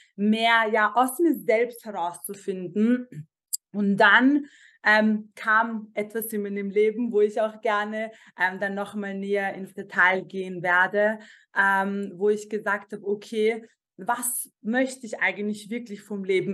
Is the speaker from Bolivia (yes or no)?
no; Vienna, Austria; Ich bin normalerweise in Wien geboren ähm, und aufgewachsen, zur Schule gegangen